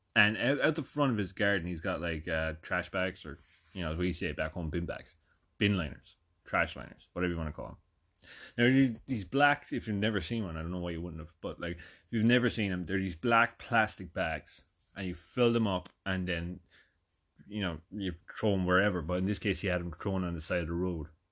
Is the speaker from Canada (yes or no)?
no; Ireland; moved away as an adult; also born or lived in North Jersey; now in United States; I'm from Ireland.